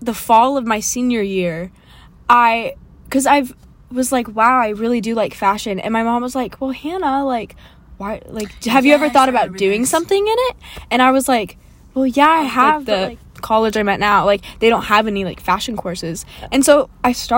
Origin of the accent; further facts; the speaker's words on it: Seattle, Washington, United States; moved away; I'm from Seattle